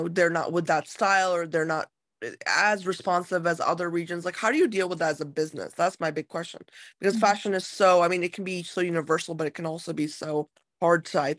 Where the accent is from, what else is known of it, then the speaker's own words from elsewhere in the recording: United States; as an American consumer